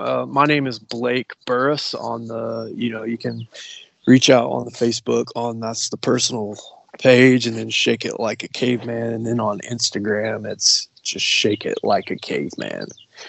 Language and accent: English; Appalachia, United States; No, we're from Appalachia, so we have a little bit of a different, bit of a different thing going on.